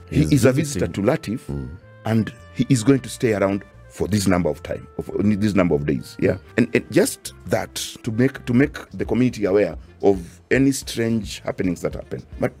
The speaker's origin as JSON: {"language": "English", "town": "Busia", "region": "Busia County", "country": "Kenya", "said": "by the way, I come from Busia, so I've also lived partly in that insecurity."}